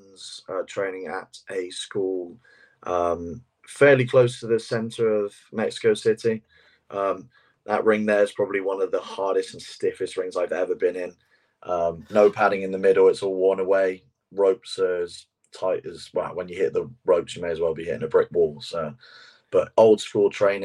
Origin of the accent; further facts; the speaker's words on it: England, United Kingdom; as two English guys